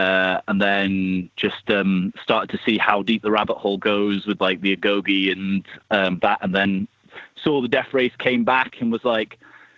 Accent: Scotland, United Kingdom; also born or lived in Wales; So I'm from Scotland originally, but I've lived kind of all over the place. And I've just moved back there after living in Wales for 5 years.

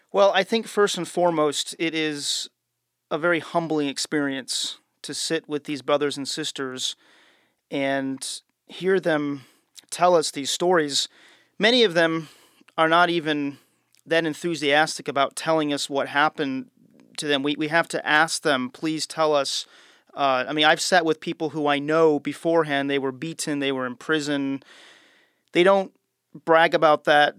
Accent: United States; as an American traveling

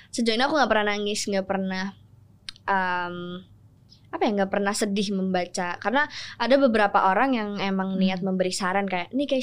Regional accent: Java, Indonesia; aku kan orang Jawa ya jadi kayak banyak banget kan budaya-budaya orang Jawa yang kayak gak enakan atau uh, peduli banget

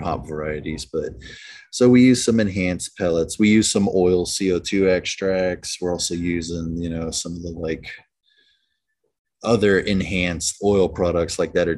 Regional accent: United States; speaking as an American

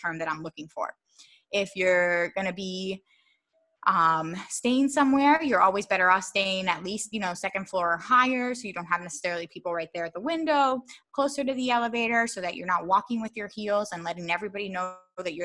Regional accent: Philadelphia, Pennsylvania, United States; also born or lived in Baltimore; I grew up in Philadelphia

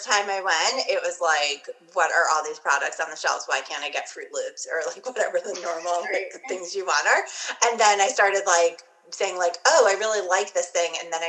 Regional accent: New York, United States; But they did happen to come to my hometown while I was in high school on Long Island in the late 90s.

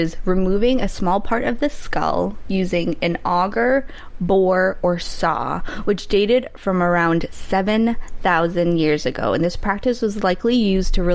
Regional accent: North Shore, Massachusetts, United States; I grew up in the North Shore area

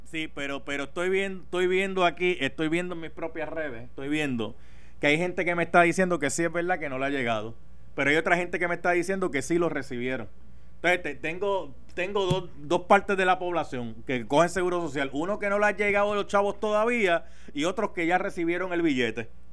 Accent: Puerto Rico; somos bien puertorriqueños, somos bien puertorriqueños

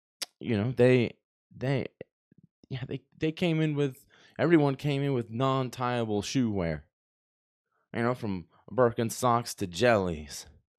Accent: Texas, United States; We had this one French kid growing up in Texas that I went to school

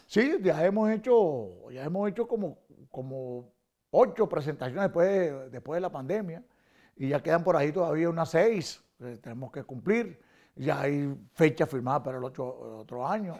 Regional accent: Caracas, Capital District, Venezuela; born or raised there; moved away

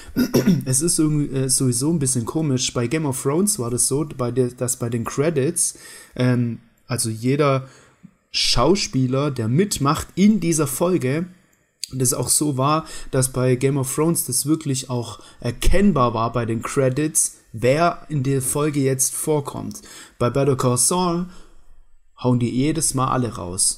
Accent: Baden-Württemberg, Germany; accent: Swabian; ich bin Schwabe.

